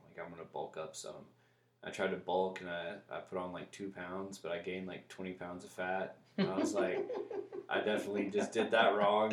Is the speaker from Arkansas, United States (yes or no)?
yes; Little Rock, Arkansas, United States; now in Seattle, United States; I'm from Little Rock